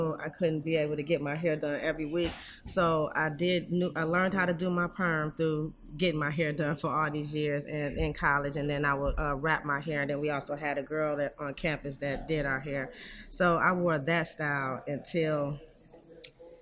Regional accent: Detroit, Michigan, United States; I'm born and raised in Detroit.

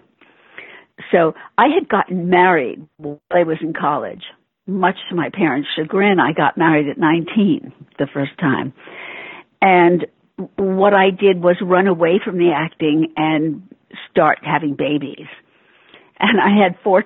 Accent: New York, United States; Born and bred in New York

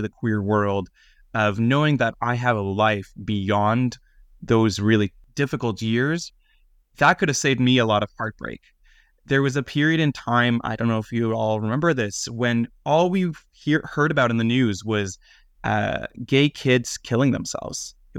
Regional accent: Israel; also born or lived in Greater Toronto Area, Canada; now in Canada; So I look at myself, I grew up first in Israel and then in the GTA, and I didn't meet another queer person until I was probably around 15 or 16.

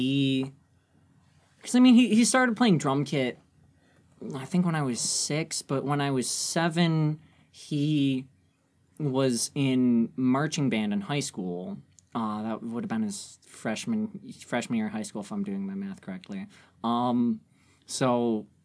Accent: Canton, Michigan, United States; I'm from Canton, Michigan.

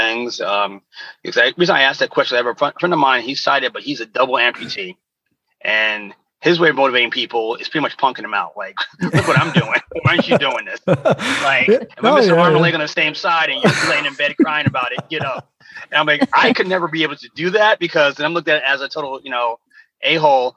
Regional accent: New York, United States; I'm from New York, lived in New York

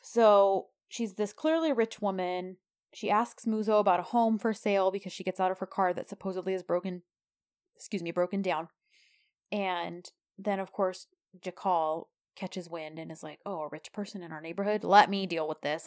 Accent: United States; we Americans know how to uh speak a different language

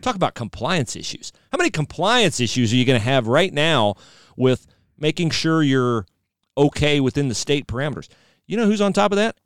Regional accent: Ohio, United States; moved away; I was from Ohio

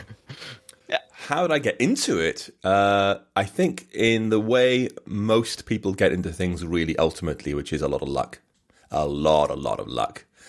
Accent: England, United Kingdom; accent: English; now in Bath, United Kingdom

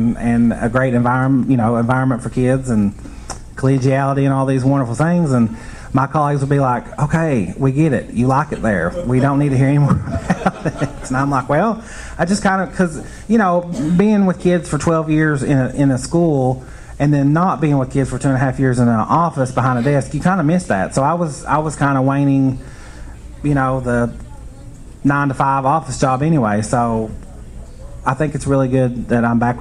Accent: Prestonsburg, Kentucky, United States; moved away as an adult; I'm originally from Prestonsburg in Floyd County in far eastern Kentucky, about 3.5 hours east of here. Graduated from Prestonsburg High School in 95

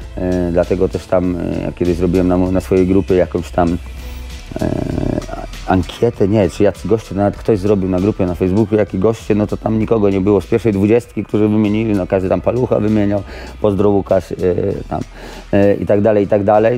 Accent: Radom, Masovian Voivodeship, Poland; też jestem z Radomia

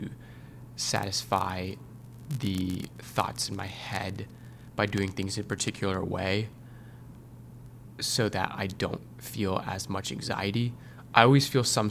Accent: Northern Virginia, United States; I'm from Northern Virginia

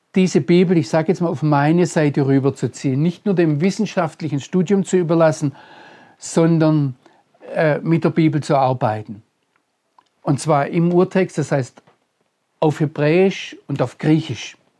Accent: Germany; als Deutscher und als Christ

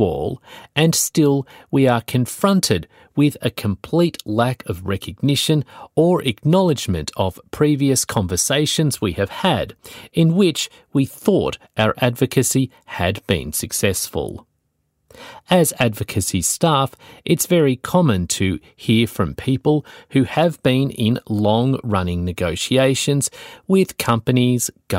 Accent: Tasmania, Australia; now in Melbourne, Australia; I never went back to work in my home state of Tasmania again. Instead, I moved to Melbourne.

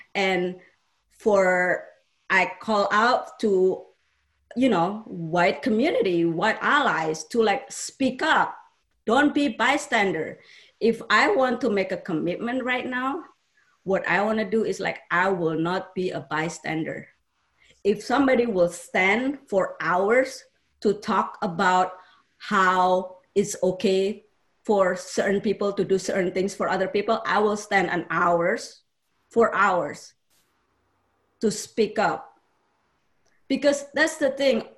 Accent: Surakarta, Central Java, Indonesia; English is a second language; moved away as an adult; also born or lived in Jakarta; now in United States; I grew up in Indonesia uh, in a small town, Solo, Central Java, and then I moved to Jakarta when I was fifth grade.

